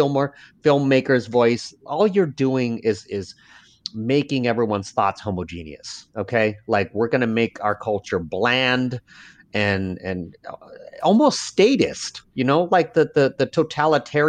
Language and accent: English; United States; first language Lao; also born or lived in Laos / Northeast US; now in New Orleans, United States; I'm an American. I grew up in America. I'm Laotian, but I'm an American